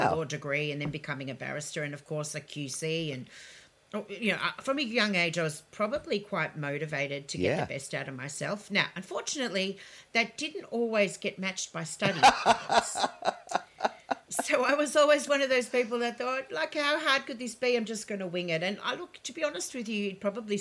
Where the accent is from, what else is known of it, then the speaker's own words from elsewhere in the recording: Melbourne, Victoria, Australia; also born or lived in Ukraine; I grew up on Westbury Street, in St Kilda